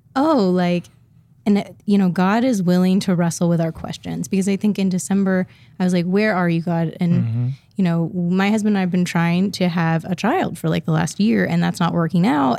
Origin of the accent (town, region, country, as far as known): Midwest, United States; now in Portland, United States